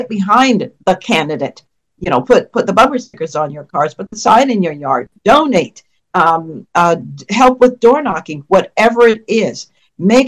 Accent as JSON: {"language": "English", "town": "New York City", "region": "New York", "country": "United States", "tie": "born or raised there", "moved": "yes", "lives_now": "Virginia, United States", "said": "New York, where I was raised in the Bronx"}